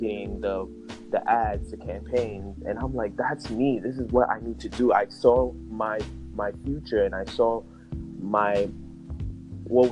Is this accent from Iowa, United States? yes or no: no; New York, United States; I'm born and raised in New York.